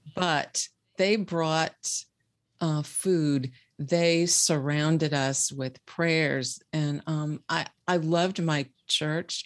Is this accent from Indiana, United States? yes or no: yes; Bluffton, Indiana, United States; I am from, uh, a small city in Indiana called Bluffton